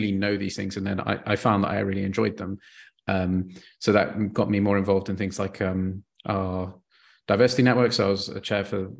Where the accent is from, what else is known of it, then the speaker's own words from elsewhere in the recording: Bath, South West England, United Kingdom; moved away as an adult; also born or lived in France / Belgium; now in Brussels, Belgium; I grew up in a place called Bath